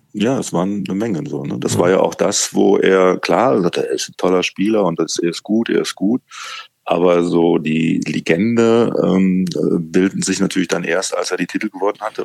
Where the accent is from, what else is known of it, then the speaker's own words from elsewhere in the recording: Cologne, North Rhine-Westphalia, Germany; ich bin hier in Köln geboren